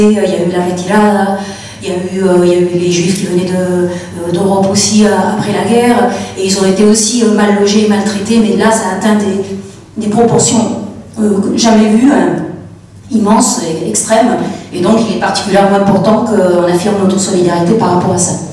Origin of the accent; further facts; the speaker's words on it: Chile; now in Bordeaux area, France; Je suis moi-même issue de l'immigration puisque mes parents sont réfugiés politiques, je viens du Chili.